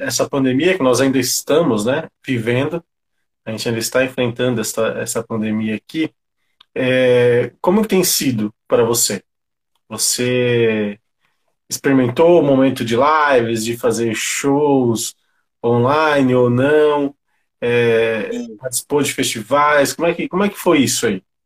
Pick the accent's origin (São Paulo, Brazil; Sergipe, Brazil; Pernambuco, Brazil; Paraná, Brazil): São Paulo, Brazil; eu também sou cria do Grajaú, né? Somos cria do Grajaú.